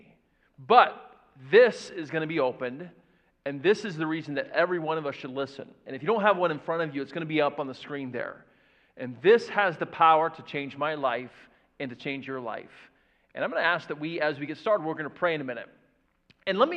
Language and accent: English; Florida, United States; now in Indiana, United States; I grew up in Florida